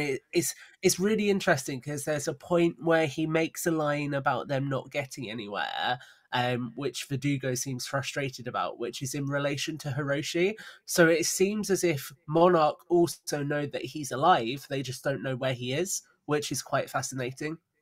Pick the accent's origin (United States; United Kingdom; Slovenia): United Kingdom; we're both British